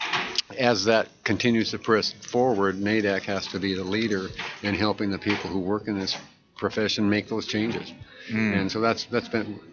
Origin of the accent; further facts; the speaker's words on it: Eugene, Oregon, United States; I'm from Eugene, Oregon.